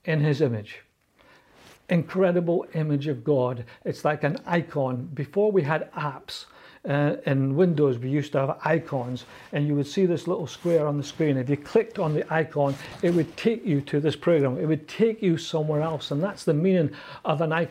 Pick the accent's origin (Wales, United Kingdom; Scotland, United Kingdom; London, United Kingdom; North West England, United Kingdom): Scotland, United Kingdom; accent: Scottish; back then, the more nervous I got, the more Scottish I spoke